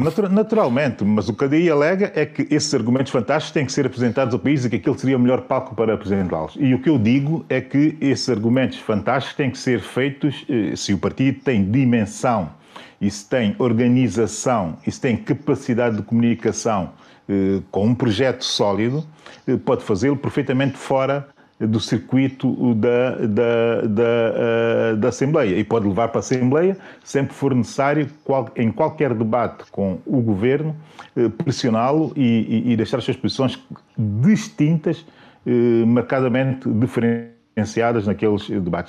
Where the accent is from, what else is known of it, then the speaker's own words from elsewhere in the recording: São Tomé & Príncipe; a minha terra